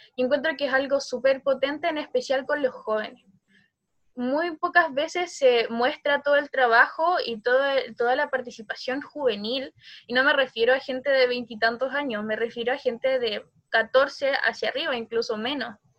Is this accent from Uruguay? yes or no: no; Chile